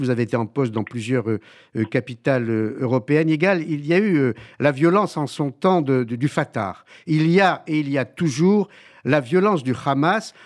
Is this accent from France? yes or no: yes; France; chez nous en France